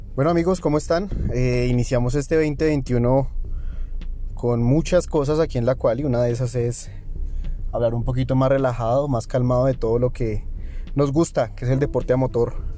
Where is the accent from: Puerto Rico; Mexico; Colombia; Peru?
Colombia; que somos colombianos